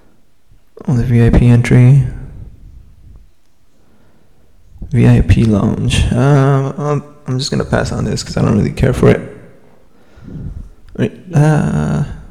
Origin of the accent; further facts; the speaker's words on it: Salinas, California, United States; also born or lived in Chico, California; I born and raised in Salinas, California